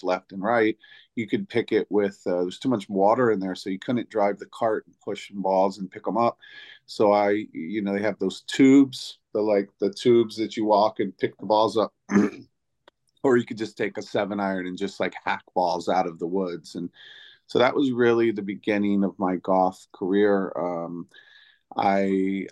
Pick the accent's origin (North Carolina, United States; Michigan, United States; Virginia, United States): Virginia, United States; Virginia Beach; also born or lived in New York City / Atlanta; now in Los Angeles, United States; I grew up in Virginia Beach, Virginia